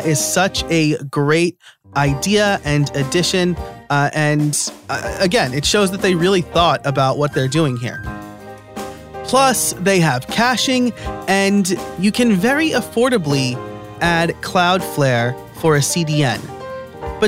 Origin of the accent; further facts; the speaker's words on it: New York, United States; now in Pennsylvania, United States; I live in Pennsylvania, I am born and raised in New York.